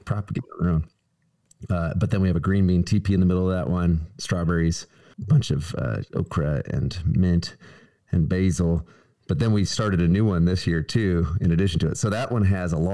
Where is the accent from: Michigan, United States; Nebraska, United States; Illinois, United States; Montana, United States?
Nebraska, United States; now in Tennessee, United States; my home state of Nebraska